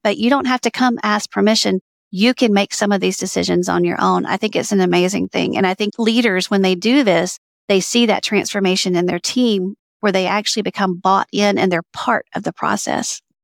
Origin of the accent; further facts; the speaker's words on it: Alabama, United States; I grew up in Alabama